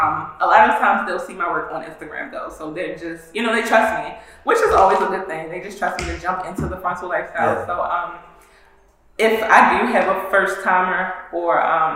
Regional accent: Nigeria; I'm Nigerian, so that's not really how it's pronounced.

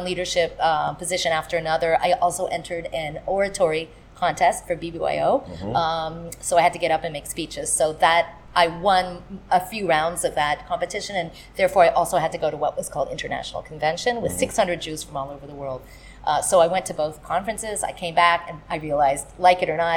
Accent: Northern California, United States; I grew up in Northern California

